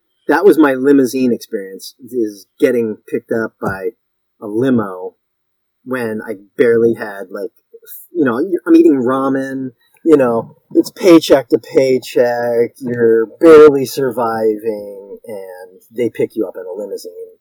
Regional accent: Connecticut, United States; moved away as an adult; also born or lived in Los Angeles; I'm from Connecticut. I grew up in Connecticut.

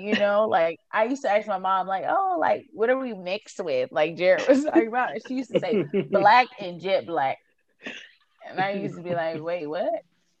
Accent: Louisiana, United States; As you can see to this day, I grew up in Louisiana and I speak like this. And when I tell people I'm from Louisiana, because that's where I was raised, that's where my mom was born and raised

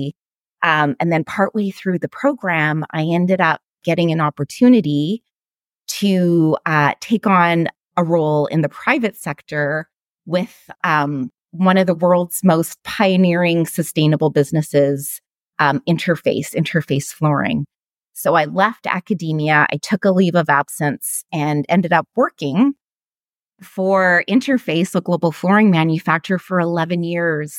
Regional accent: Winnipeg, Manitoba, Canada; moved away as an adult; also born or lived in Guelph; I was born in Winnipeg in the center of Canada

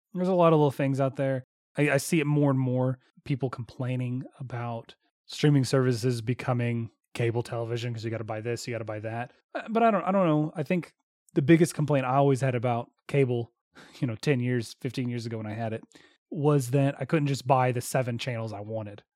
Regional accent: the South, United States; we grew up in the South

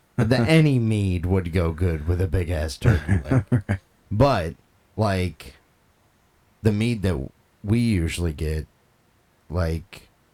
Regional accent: Scotland, United Kingdom; Maybe it is, but I'm Scottish, so...

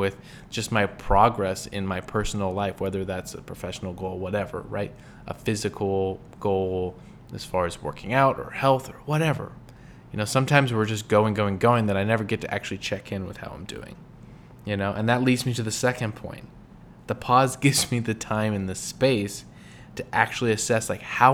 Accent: California, United States; moved away; also born or lived in Midwest; I grew up in California

